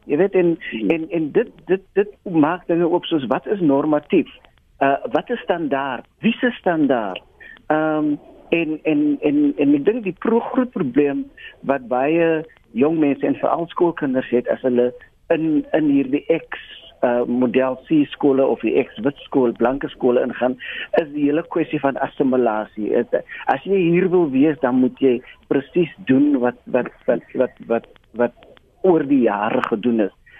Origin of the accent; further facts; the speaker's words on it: South Africa; as Suid-Afrikaners, as mense wat dan glo in die nuwe Suid-Afrika